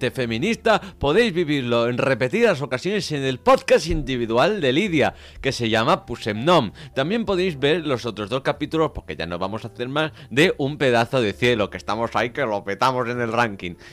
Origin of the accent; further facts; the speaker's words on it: Venezuela; now in Spain; Ah, no, yo soy venezolano, ella es colombiana.